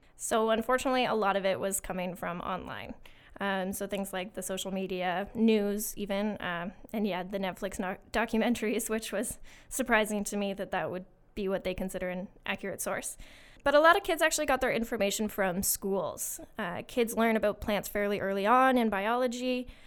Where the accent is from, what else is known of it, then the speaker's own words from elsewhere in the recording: Winchester, Ontario, Canada; I'm from a little town called Winchester, um, and I grew up on a small farm with sheep, horses, and beef cows